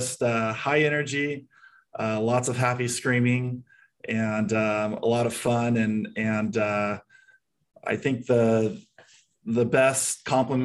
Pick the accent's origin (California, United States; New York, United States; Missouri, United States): California, United States; San Diego; moved away as an adult; now in Phoenix, United States; I was born and raised in San Diego, moved to Phoenix about 6 years ago with my wife and 5 kids